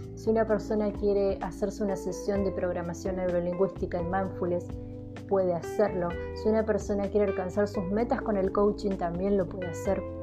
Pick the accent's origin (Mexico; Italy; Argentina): Argentina